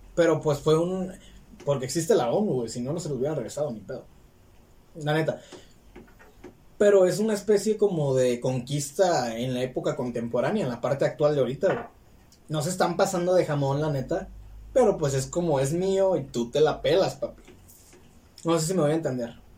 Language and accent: Spanish; Mexico; first language Spanish; es mi lengua natal